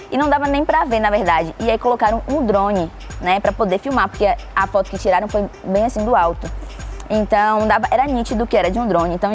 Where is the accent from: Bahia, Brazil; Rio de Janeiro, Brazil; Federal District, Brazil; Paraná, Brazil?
Bahia, Brazil; São Caetano; also born or lived in Alphaville; Eu sou de São Caetano e agora tô no ah. Alphaville.